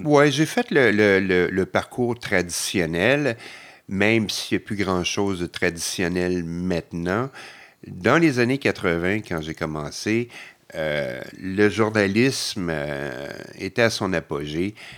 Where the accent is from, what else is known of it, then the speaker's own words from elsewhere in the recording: Montreal, Quebec, Canada; je suis québécois, montréalais, je ne bouge pas